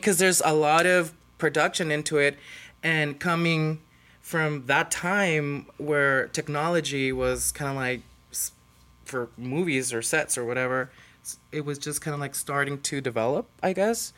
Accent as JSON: {"language": "English", "town": "Tijuana", "region": "Baja California", "country": "Mexico", "tie": "born or raised there", "said": "I was born and raised in Tijuana, so I'm full-on Mexican."}